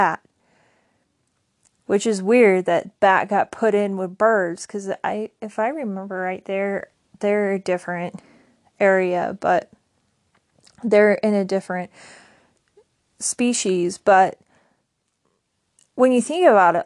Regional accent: United States; I'm from the United States

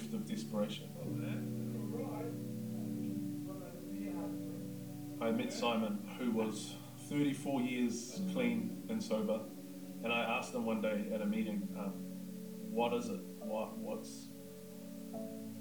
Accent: Whakatane, Bay of Plenty, New Zealand; I'm from Whakatane.

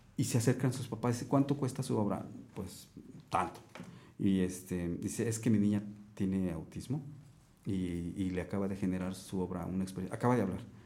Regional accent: Mexico; llevo mi ciudad, o sea, aparte de, mi país, llevo mi ciudad

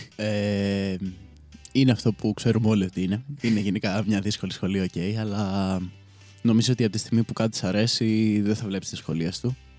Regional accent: Koropi, Attica, Greece; moved away as an adult; now in Chania, Greece; δεν είμαι ακριβώ από Αθήνα, είμαι, το κοροπή είναι λίγο πιο έξω

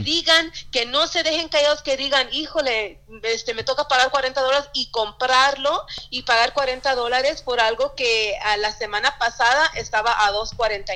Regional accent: Yakima, Washington, United States; also born or lived in Sunnyside, Washington / Pasco, Washington; nacida en Sunnyside, eh, eh, cerca de Yakima, crecí en Yakima, viví hasta en Pasco también

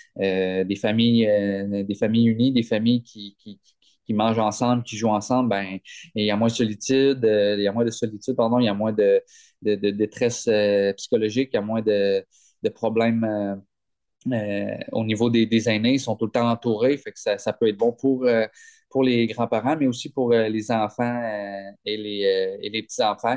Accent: Gaspé, Quebec, Canada; Je viens de Gaspé

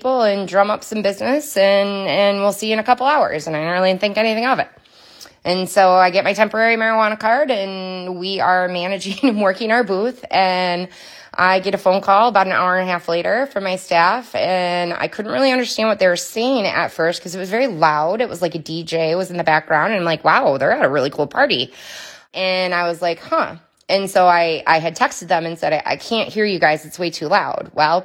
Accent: Muskegon, Michigan, United States; I am from Muskegon, Michigan, where I've lived for a good majority of my life

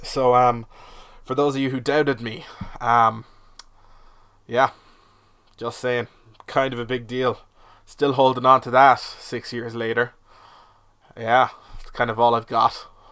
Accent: Cork, Munster, Ireland; I'm from Cork, twenty-four

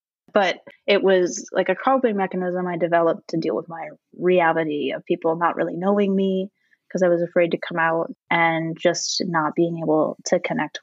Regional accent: Tweed, Ontario, Canada; moved away as an adult; also born or lived in Thunder Bay; I grew up in Tweed. This is a town of 1,000 people

